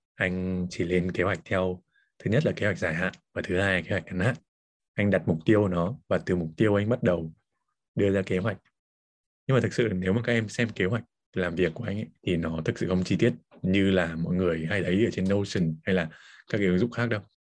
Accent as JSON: {"language": "Vietnamese", "region": "Hà Giang", "country": "Vietnam", "tie": "born or raised there", "moved": "yes", "said": "quê mình ở Hà Giang"}